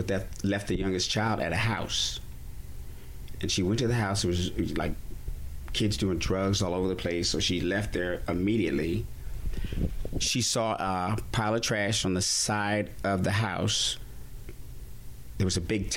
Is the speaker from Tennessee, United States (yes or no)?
no; Laramie, Wyoming, United States; also born or lived in Fort Collins, Colorado; I grew up in Laramie, Wyoming, Fort Collins, Colorado, on farms, in meadows, near mountains